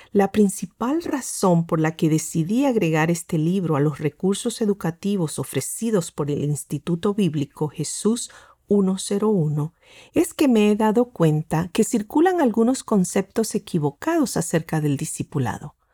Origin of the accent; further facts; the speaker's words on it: Argentina; born there; El doctor Gustavo Squarson y yo nacimos en la Argentina.